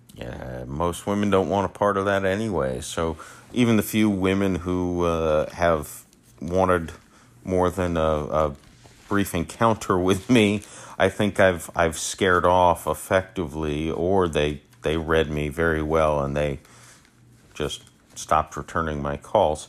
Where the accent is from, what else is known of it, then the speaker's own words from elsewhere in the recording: St. Petersburg, Florida, United States; I'm born and raised in Saint Petersburg, Florida. Uh, I've never left